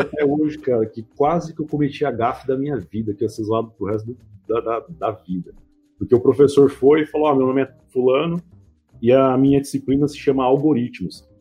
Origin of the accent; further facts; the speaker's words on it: Mauá, São Paulo, Brazil; Eu sou do ABC de São Paulo, né, de Mauá